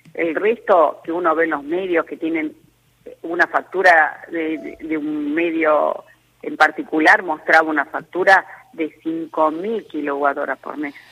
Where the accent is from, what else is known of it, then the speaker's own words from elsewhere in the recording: Salta, Argentina; yo que soy de Salta y del interior